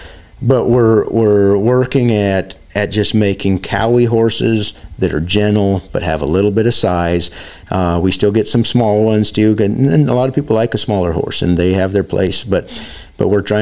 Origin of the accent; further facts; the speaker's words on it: the West, United States; moved away; I'm from the West